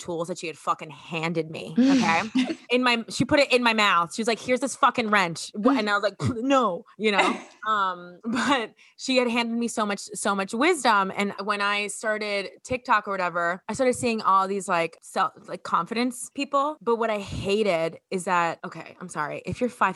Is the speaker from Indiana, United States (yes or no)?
no; Miami, Florida, United States; I'm from Miami